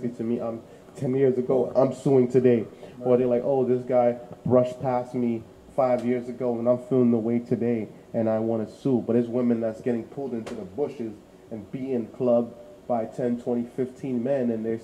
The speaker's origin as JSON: {"language": "English", "town": "New York City", "region": "New York", "country": "United States", "tie": "born or raised there", "also_born_or_lived": "Haiti / Bushwick, Brooklyn", "moved": "as an adult", "said": "I grew up in Canarsie. When I came to America from Haiti, I lived in Bushwick. Then I grew up to Canarsie"}